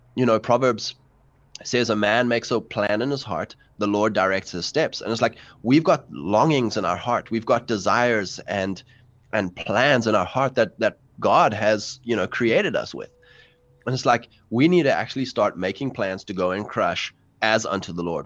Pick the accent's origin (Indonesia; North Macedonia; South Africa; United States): South Africa; I'm from South Africa, um, fourth generation English settlers